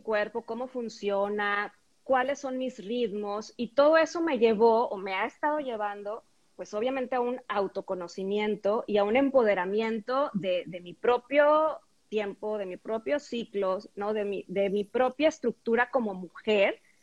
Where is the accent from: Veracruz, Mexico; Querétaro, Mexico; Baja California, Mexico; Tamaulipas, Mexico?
Tamaulipas, Mexico; Tampico; en la secundaria y preparatoria, donde estudié en Tampico